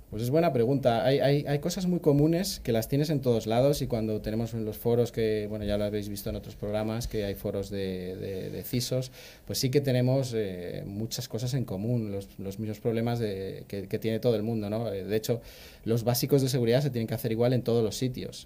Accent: Madrid, Community of Madrid, Spain; also born or lived in Pergamino, Argentina; por mi acento notaréis que, bueno, soy de Chamartín

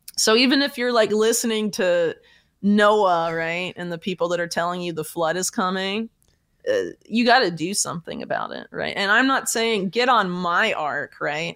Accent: Florida, United States; I'm from Florida

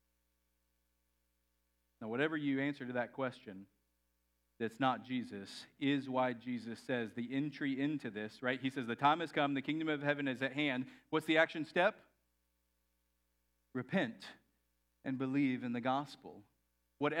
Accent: Texas, United States; I grew up in Texas.

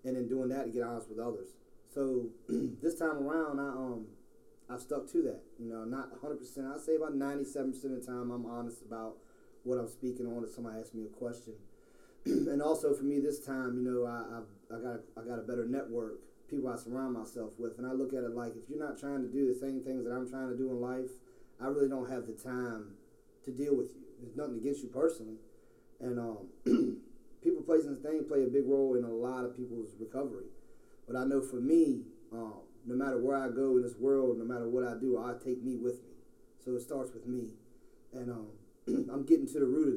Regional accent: Portsmouth, Virginia, United States; moved away as an adult; now in Richmond, United States; I'm not originally from Richmond. I'm from Tidewater area, Portsmouth, Virginia

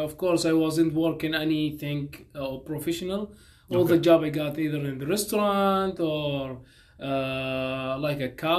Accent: Sudan; moved away as an adult; also born or lived in Egypt; now in United States; I am from Sudan originally.

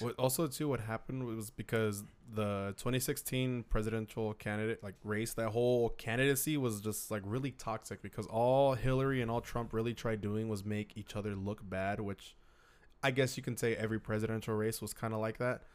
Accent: United States; us as American citizens

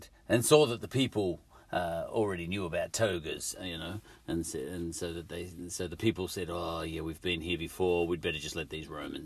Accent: Australia; also born or lived in England; I'm an Aussie

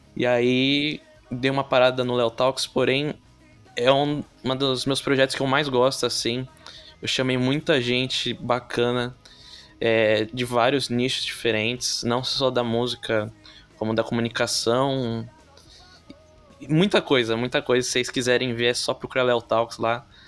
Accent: São Vicente, São Paulo, Brazil; Eu sou de São Vicente, que é uhum. é litoral paulista.

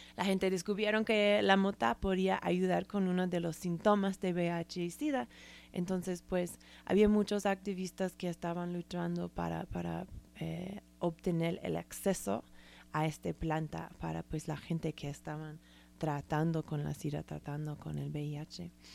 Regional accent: San Francisco, California, United States; moved away; soy san franciscana

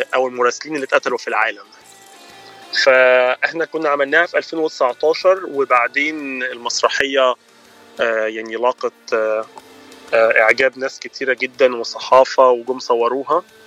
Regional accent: Egypt; accent: Egyptian; moved away as an adult; انا من مصر وبقالي انا جيت هنا نوفمبر 2012

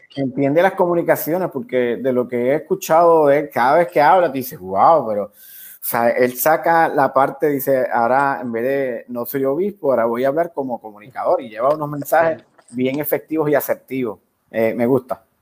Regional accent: Ponce, Puerto Rico; moved away; yo soy de Ponce

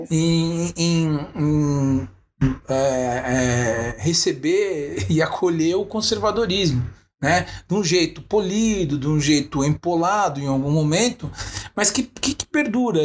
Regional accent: São Bernardo do Campo, São Paulo, Brazil; now in São Paulo, Brazil; vivi minha adolescência andando, morava em São Bernardo

